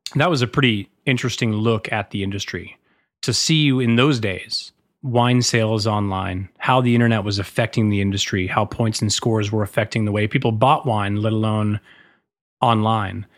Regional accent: Massachusetts, United States; also born or lived in San Francisco; now in New York, United States; I grew up in Massachusetts

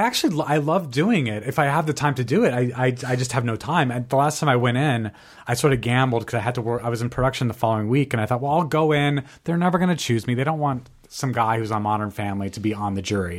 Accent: Albuquerque, New Mexico, United States; moved away; I'm obviously from Albuquerque, New Mexico

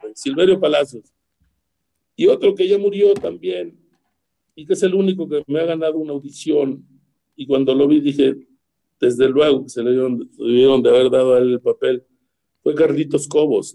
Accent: Ures, Sonora, Mexico; moved away; Mi equipo, el de Ures

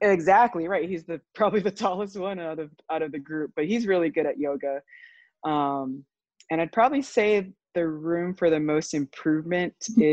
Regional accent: Honolulu, Hawaii, United States; moved away as an adult; also born or lived in California; I'm originally from Honolulu, Hawaii

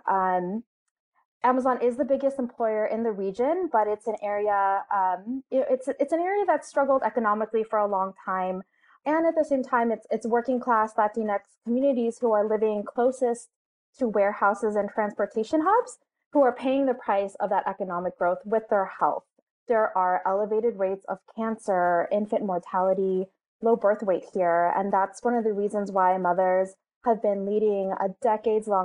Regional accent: California, United States; Um, I grew up in San Bernardino County um, it's got the worst smog in the entire country.

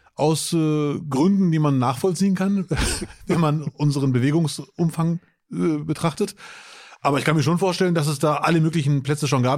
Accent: Bielefeld, North Rhine-Westphalia, Germany; now in Duisburg, Germany; Als Bielefelder

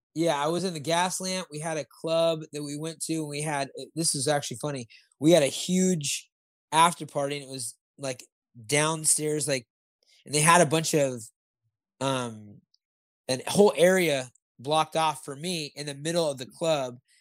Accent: Santa Barbara, California, United States; I was born in Santa Barbara, so I'm a, I'm a SoCal guy also

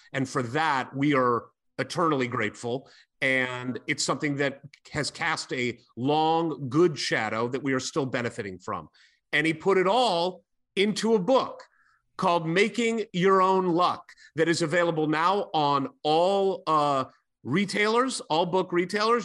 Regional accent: St. Louis, Missouri, United States; moved away; also born or lived in Bloomington, Indiana; I grew up in St. Louis, Missouri

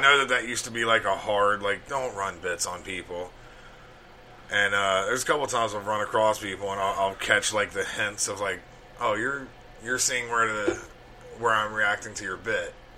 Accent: Alabama, United States; growing up in Alabama

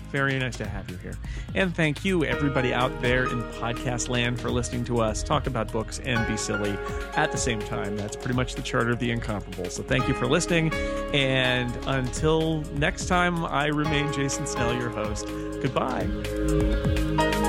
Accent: California, United States; And I'm from California.

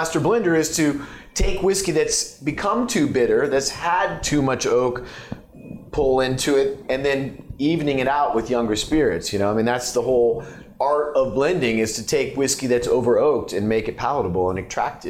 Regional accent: Oregon, United States; I'm from Oregon

